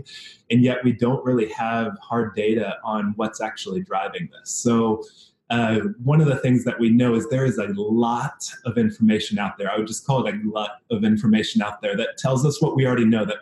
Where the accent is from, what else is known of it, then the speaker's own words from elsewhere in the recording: Washington, District of Columbia, United States; also born or lived in Fairfax County, Virginia; now in Seattle, United States; I grew up in Washington, D.C. area. So spent some time in the city and then the suburbs right outside in Virginia, Fairfax County area.